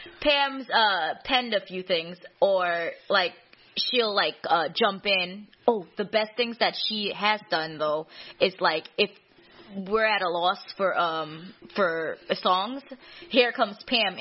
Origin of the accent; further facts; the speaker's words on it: New York City, New York, United States; also born or lived in Caribbean; now in Buffalo, United States; I grew up in Queens, Jamaica Hills.